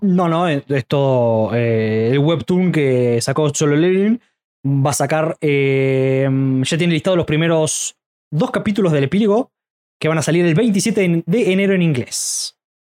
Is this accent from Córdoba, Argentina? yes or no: yes; Córdoba, Argentina; Ese y yo somos de Córdoba